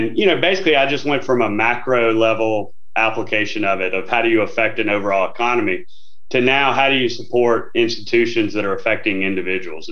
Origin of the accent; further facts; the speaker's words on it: Northeast Louisiana, United States; I'm from Northeast Louisiana